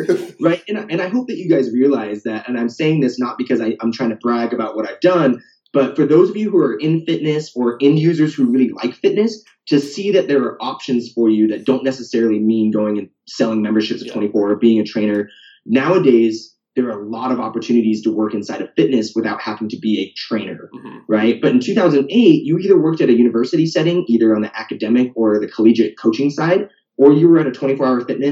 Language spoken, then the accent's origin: English; the Northwest, Pacific Northwest, United States; moved away as an adult; also born or lived in Portland; now in Austin, United States; I'm from the Northwest. I went to college in the Northwest. I've never left.